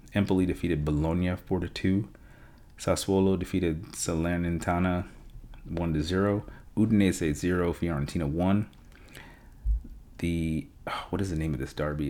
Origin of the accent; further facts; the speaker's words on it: Schenectady, New York, United States; moved away; I grew up in Schenectady. Um, went to high school in Schenectady